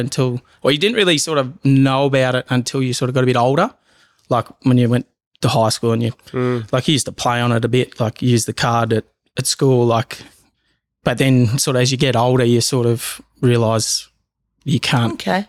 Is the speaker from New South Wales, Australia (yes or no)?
no; Bendigo, Victoria, Australia; growing up in Bendigo, I didn't really feel different, I guess.